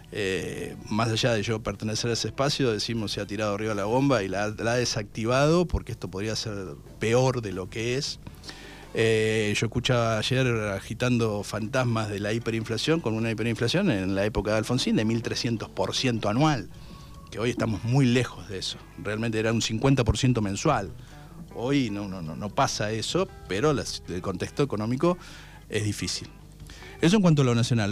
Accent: Darregueira, Buenos Aires Province, Argentina; la gente de mi pueblo, a la gente de Regueira

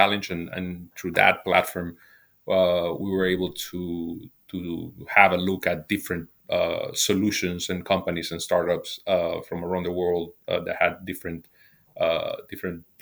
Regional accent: Dominican Republic; moved away as an adult; now in Spain; I'm originally from the Dominican Republic

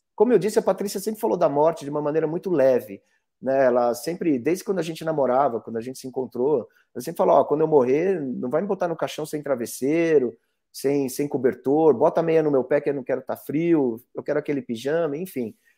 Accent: Brazil

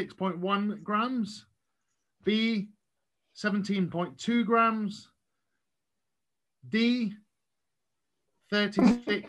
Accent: Scotland, United Kingdom; I'm Scottish.

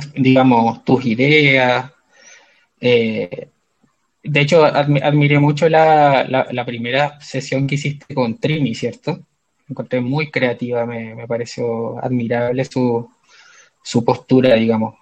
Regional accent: Concepción, Biobío, Chile; moved away as an adult; also born or lived in China; now in Santiago, Chile; soy de Concepción, si bien desde fines del año 2009 vivo fuera de Concepción

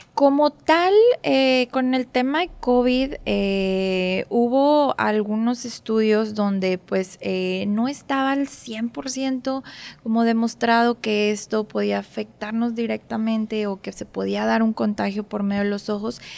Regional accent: Monterrey, Nuevo León, Mexico; also born or lived in Mexico City; aquí crecí, aquí fueron todas las etapas, casi todas las etapas de, mi vida hasta ahorita en Monterrey

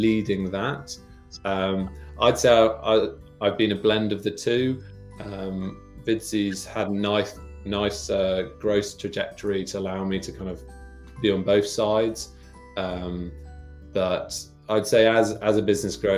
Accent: Winchester, South East England, United Kingdom; I grew up in Winchester, which is right next to their R&D kind of campus in Hursley

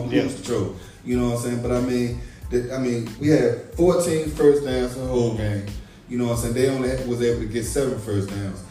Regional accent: Essex, Virginia, United States; I'm from Essex

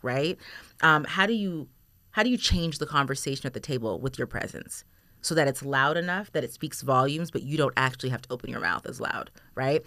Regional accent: Toronto, Ontario, Canada; now in Erie, United States; I'm from Toronto

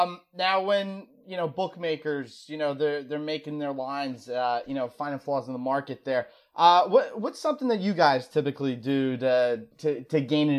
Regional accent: New Jersey, United States; My home state.

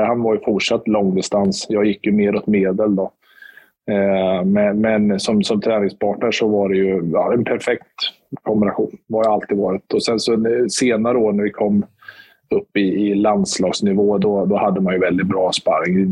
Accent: Motala, Östergötland, Sweden; also born or lived in Stockholm; now in Linköping, Sweden; jag är uppväxt i Motala

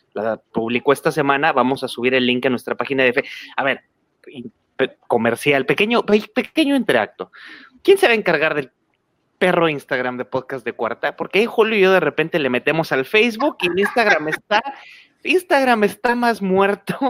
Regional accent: Mexico; aquí en México

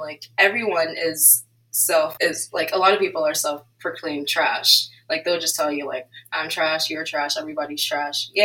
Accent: Nigeria; As a Nigerian myself

